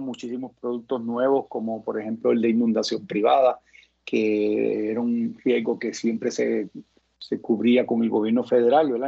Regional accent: Carolina, Puerto Rico; also born or lived in New Orleans; crié en Isla Verde, eh, asistí al Colegio de la Piedad

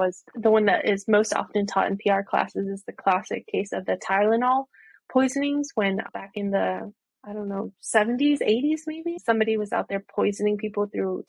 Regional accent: Virginia Beach, Virginia, United States; moved away as an adult; also born or lived in Norfolk, Virginia / Washington, D.C. area; now in Rockville, United States; I was born and raised in Virginia Beach

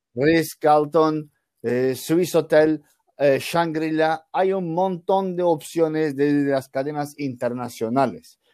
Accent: Turkey; Spanish is a second language; yo soy un turco

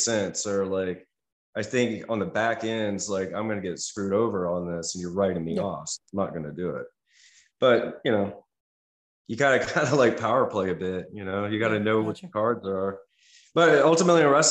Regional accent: United States; being an American

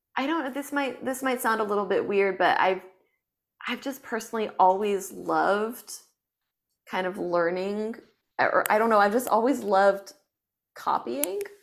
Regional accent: France; moved away as an adult; also born or lived in China / United States; now in Los Angeles, United States; I grew up in France

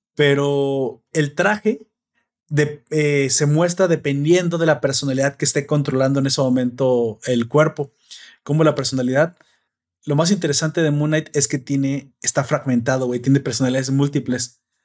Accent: Mexico; a mí como hispano, mexicano, ciudadano de internet moderno

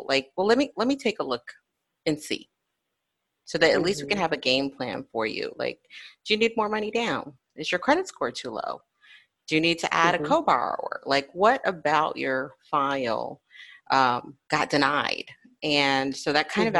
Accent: Florida, United States; I'm born and raised in Florida

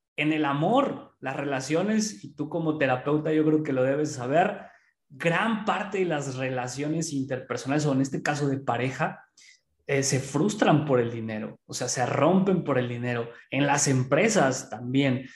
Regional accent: Pachuca, Hidalgo, Mexico; aquí en Pachuca, que es de donde yo soy

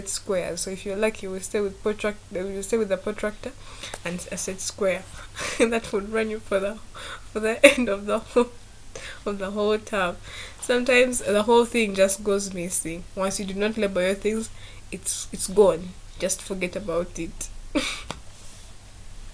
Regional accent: Masaka, Central Region, Uganda; I grew up from Masaka

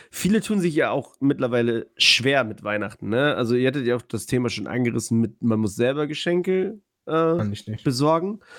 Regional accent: Poland; moved away; Ich äh, bin aus Polen.

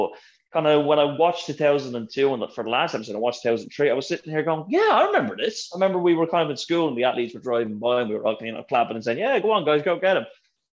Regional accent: Lucan, Leinster, Ireland; I'm from Lucan in Dublin

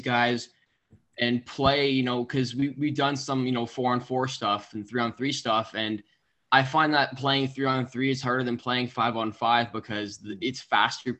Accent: Canada; we're all Canadian

